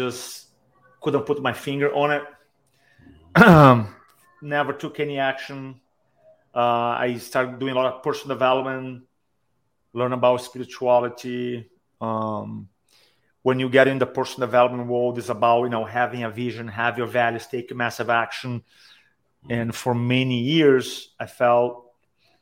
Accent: Brazil; moved away as an adult; also born or lived in San Diego, United States; now in Charleston, United States; So I grew up in Brazil, and then I moved to America when I was 25.

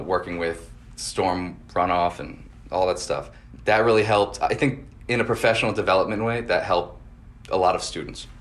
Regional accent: West Kingston, Rhode Island, United States; I grew up next in West Kingston, so I'm a local

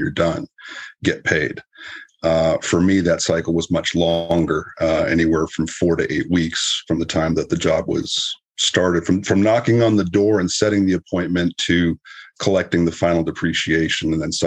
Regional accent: Southern California, United States; moved away as an adult; also born or lived in Winnipeg, Canada; now in San Antonio, United States; originally I'm from Canada, born in Winnipeg, and grew up in Southern California.

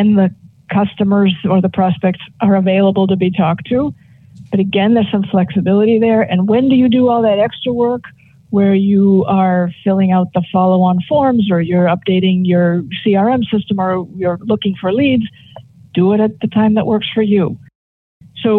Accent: Boston, Massachusetts, United States; I grew up here.

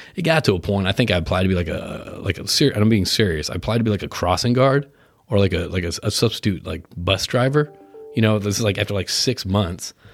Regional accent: Westport, Connecticut, United States; also born or lived in Houston, Texas; I was born in Houston, I grew up in Connecticut. I moved there when I was eight years old.

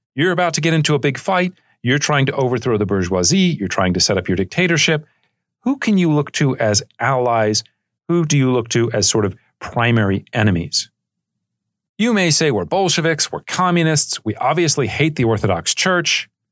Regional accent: United States; as an American

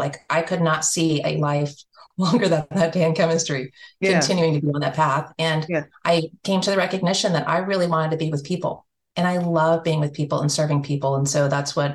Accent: Alaska, United States; moved away as an adult; I grew up in Alaska and I grew up in the same house from second grade to the time that I graduated

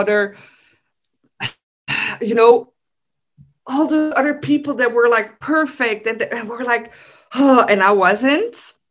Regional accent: Belgium; I'm from Belgium. So people from Belgium, we love our food.

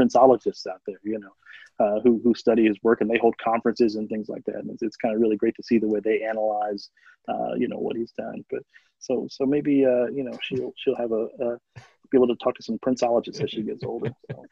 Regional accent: Philadelphia, Pennsylvania, United States; growing up in Philadelphia in a high poverty, high crime area

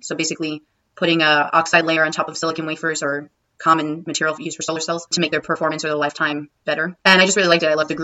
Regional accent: New Jersey, United States; moved away; also born or lived in Arizona; I was born and raised in New Jersey and I stayed there for college

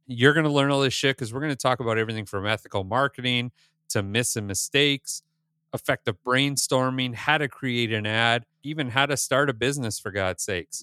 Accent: Northern Ontario, Canada; moved away; I grew up in Northern Ontario, just like you did.

